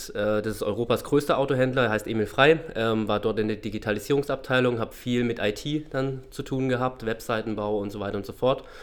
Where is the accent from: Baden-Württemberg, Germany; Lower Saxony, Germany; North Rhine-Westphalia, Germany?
Baden-Württemberg, Germany; Freiburg; now in Cottbus, Germany; Ursprünglich komme ich aus Freiburg, also ähm, geboren in Baden, im schönen Badenland.